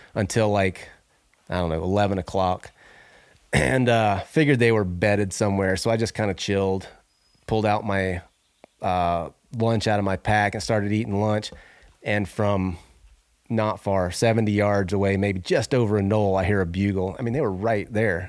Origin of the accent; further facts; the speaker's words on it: Northwest Florida, United States; moved away as an adult; now in Idaho, United States; I grew up in Northwest Florida